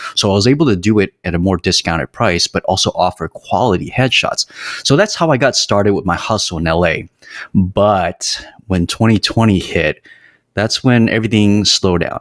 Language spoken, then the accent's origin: English; San Jose, California, United States; moved away as an adult; also born or lived in Los Angeles; I was born and raised in San Jose, California